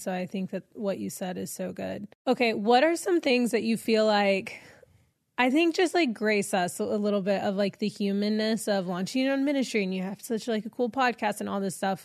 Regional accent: Texas, United States; moved away as an adult; now in Los Angeles, United States; I'm from Texas

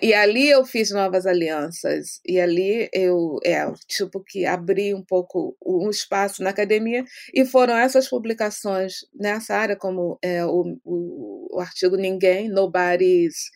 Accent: Brazil; moved away as an adult; quando era quando era jovem no Brasil

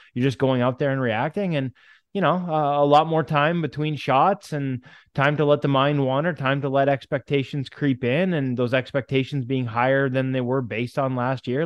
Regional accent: Canada; now in Vancouver, Canada; as a Canadian

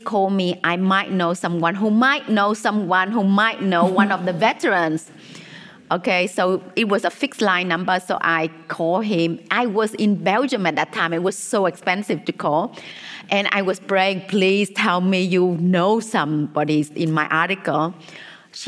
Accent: Vietnam; when I was, you know, a child growing up in Vietnam

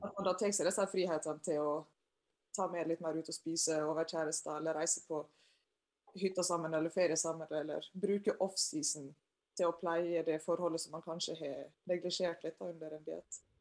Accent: Sunnmøre, Møre og Romsdal, Norway; jeg er sunnmøring sjøl

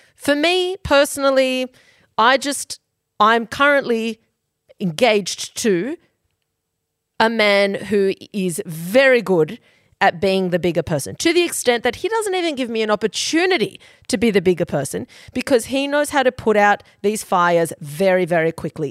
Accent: Queensland, Australia; now in Sydney, Australia; we are from Queensland, but she lives in Sydney and so

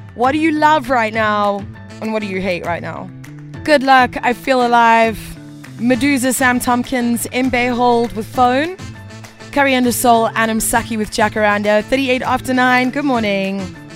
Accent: South Africa; as a South African, we've probably all got a number of friends or family who have left

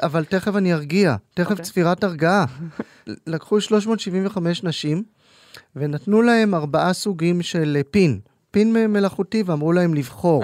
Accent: Tel Aviv, Tel Aviv District, Israel; אני בוגר אוניברסיטת תל אביב, העיר שבה גדלתי ולמדתי

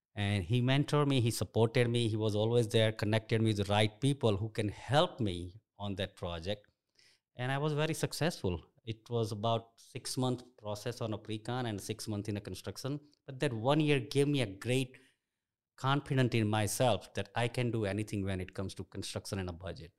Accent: India; English is a second language; moved away as an adult; also born or lived in Nairobi, Kenya; now in United States; I grew up in India

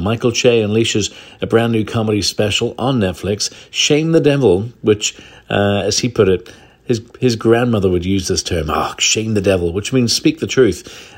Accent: Northern Ireland, United Kingdom; now in San Francisco Bay Area, United States; I grew up in Northern Ireland myself, not too far from where Kenneth Branagh, uh, grew up in the seventies.

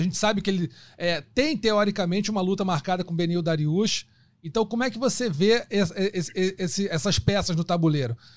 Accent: Brazil; eu sou brasileiro

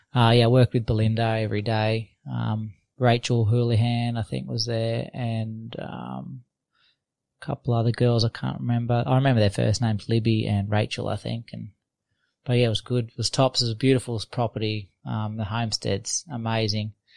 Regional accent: Australia; also born or lived in London; that's where I live. It's my hometown, and it's right on the beach.

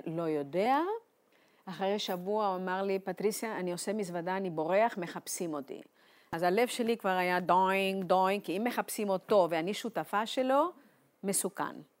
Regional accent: Buenos Aires, Argentina; Hebrew is a second language; moved away as an adult; also born or lived in Eilat; now in Jerusalem, Israel; יש לי מאבא לא יהודי אירי, אימא יהודיה, שנפגשו בארגנטינה ואני נולדתי שם

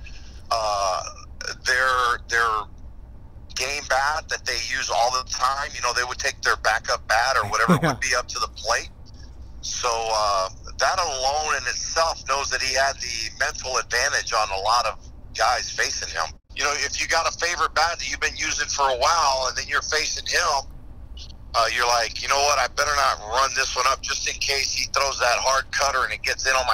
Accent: Tampa, Florida, United States; I live in Tampa, or I grew up in Tampa

